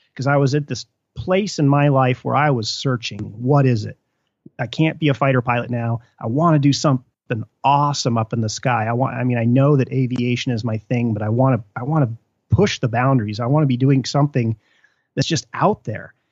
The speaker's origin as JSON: {"language": "English", "town": "Mammoth Lakes", "region": "California", "country": "United States", "tie": "born or raised there", "moved": "yes", "said": "when I was growing up in Mammoth"}